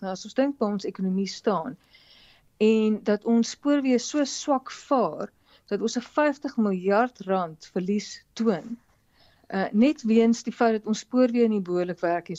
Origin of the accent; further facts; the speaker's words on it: South Africa; ons as Suid-Afrikaners